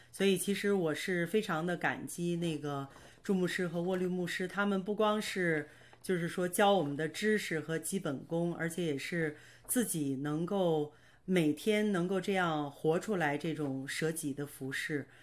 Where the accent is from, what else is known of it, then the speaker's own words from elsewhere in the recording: Baoding, Hebei, China; moved away as an adult; now in Canada; 我是今年四十九岁，呃，我是出生在河北保定，呃，我的爸爸是广东人，我的妈妈是天津人